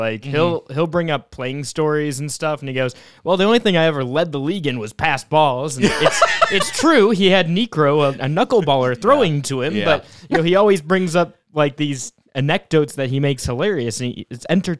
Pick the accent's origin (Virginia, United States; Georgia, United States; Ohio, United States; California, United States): Ohio, United States; Cleveland; I'm from Cleveland.